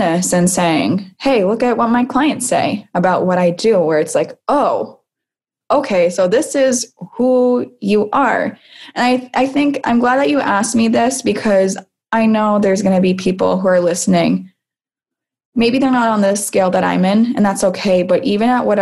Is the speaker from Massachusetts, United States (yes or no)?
yes; Salem, Massachusetts, United States; I am from Salem, Massachusetts as well